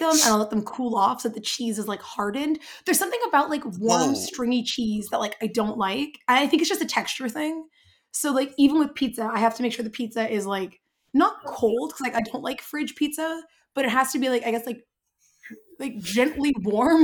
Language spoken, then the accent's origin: English; Canada; I'm Canadian